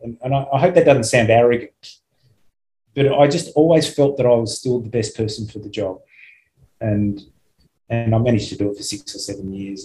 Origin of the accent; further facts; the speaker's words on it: Australia; I'm from Australia